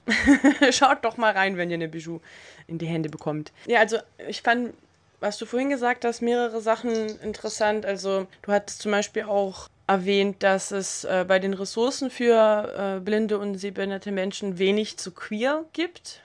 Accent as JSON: {"language": "German", "region": "Berlin", "country": "Germany", "said": "als Berlinerin"}